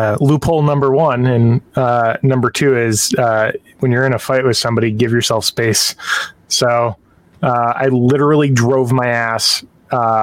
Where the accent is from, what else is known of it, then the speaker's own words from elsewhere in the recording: Southern Connecticut, United States; I'm from Southern Connecticut